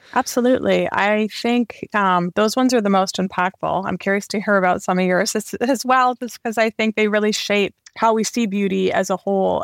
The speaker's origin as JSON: {"language": "English", "town": "Vancouver", "region": "British Columbia", "country": "Canada", "tie": "born or raised there", "also_born_or_lived": "London", "moved": "yes", "said": "I grew up in Canada in Vancouver"}